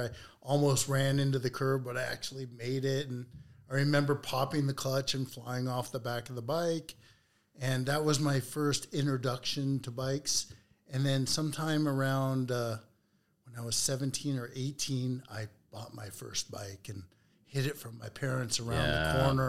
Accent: Los Angeles, California, United States; born and raised in Los Angeles.

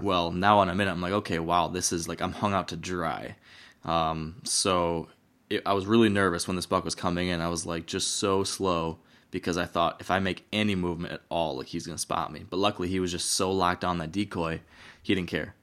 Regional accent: Michigan, United States; my home state

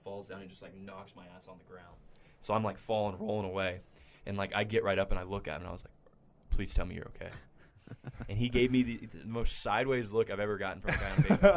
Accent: Midland, Texas, United States; I'm from Midland and we have the Double A affiliate for the A's

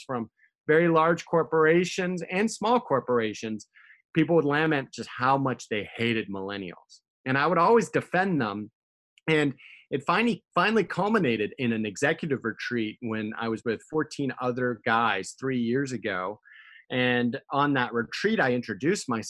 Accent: United States; I grew up in America with a very British father

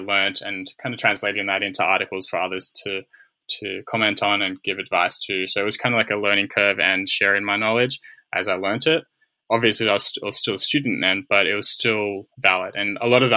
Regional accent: Australia; moved away; as an Australian

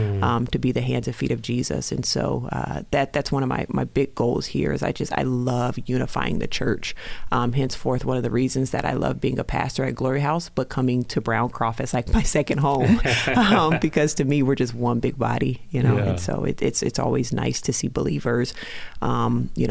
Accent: Denver, Colorado, United States; moved away as an adult; also born or lived in Alabama / Tulsa, Oklahoma; now in Rochester, United States; I'm actually from Denver, Colorado

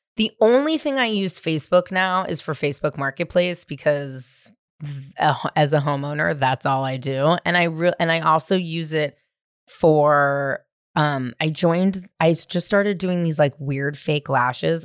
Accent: San Francisco, California, United States; also born or lived in Marin County; I grew up in the city. I grew up in San Francisco.

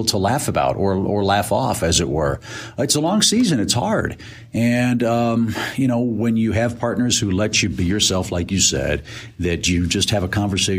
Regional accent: St. Louis, Missouri, United States; moved away; also born or lived in Atlanta; When I was growing up in St. Louis

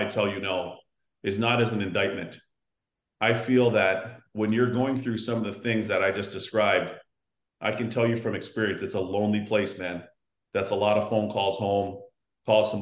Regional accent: Toronto, Ontario, Canada; we grew up on the Canadian Tire cash.

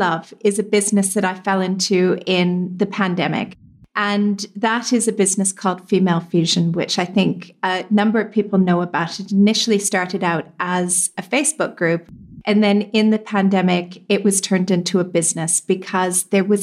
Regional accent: Canada; also born or lived in Europe / London, United Kingdom; now in United Arab Emirates; I'm Canadian

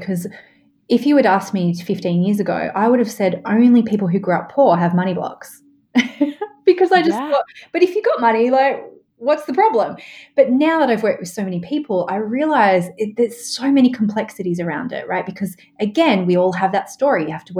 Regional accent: Australia; I mean, I'm Australian, right?

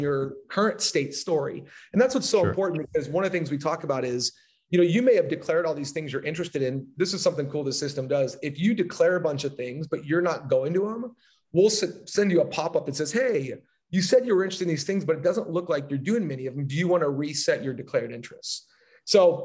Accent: Southern California, United States; I'm from Southern California

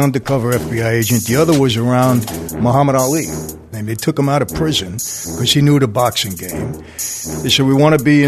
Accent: New York City, New York, United States; I grew up in Brooklyn, Greenpoint section

